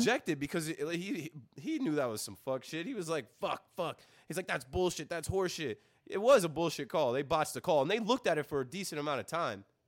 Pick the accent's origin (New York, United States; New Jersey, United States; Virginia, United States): New Jersey, United States; Ocean Township; I came from Ocean Township